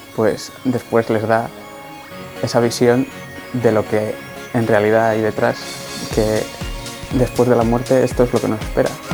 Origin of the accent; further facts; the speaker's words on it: Madrid, Community of Madrid, Spain; tengo 23 años, soy de Madrid